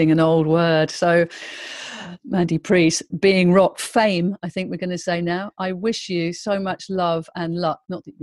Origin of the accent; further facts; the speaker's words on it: United Kingdom; as British people